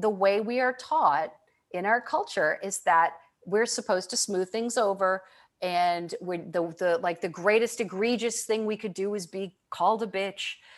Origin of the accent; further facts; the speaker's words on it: Michigan, United States; I grew up in Michigan